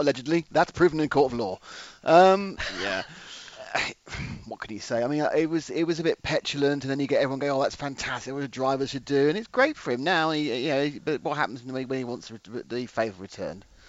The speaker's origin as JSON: {"language": "English", "region": "England", "country": "United Kingdom", "said": "I'm English"}